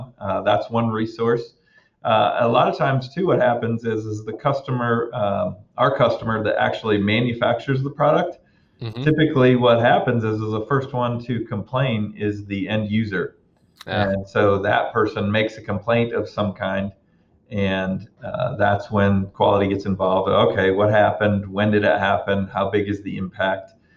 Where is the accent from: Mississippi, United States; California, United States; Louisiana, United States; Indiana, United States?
Indiana, United States; Auburn; I was born and raised actually in Auburn, Indiana